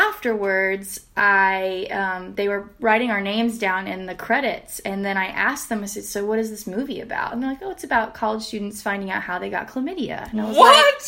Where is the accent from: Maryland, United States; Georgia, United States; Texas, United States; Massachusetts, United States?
Texas, United States; San Antonio; now in Houston, United States; Originally from San Antonio, Texas, born and raised in Texas